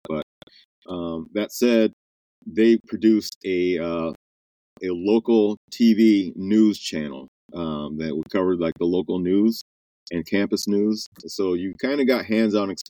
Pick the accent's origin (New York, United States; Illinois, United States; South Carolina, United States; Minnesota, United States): Illinois, United States; Chicago; I'm originally from the Chicagoland area